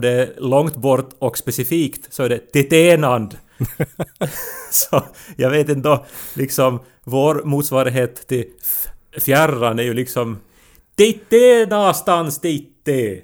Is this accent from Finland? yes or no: yes; Ostrobothnia, Finland; Vi är ju också från en sån tradition där vi, alltså för att vi är österbottningar